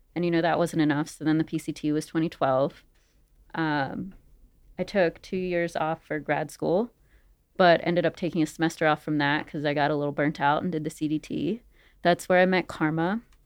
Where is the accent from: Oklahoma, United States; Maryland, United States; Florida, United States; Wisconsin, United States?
Maryland, United States; moved away as an adult; also born or lived in Syracuse, New York; I grew up in Maryland